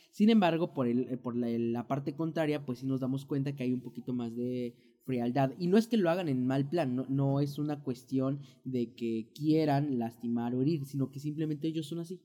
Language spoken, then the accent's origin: Spanish; Mexico; moved away as an adult; now in United States; nosotros como mexicanos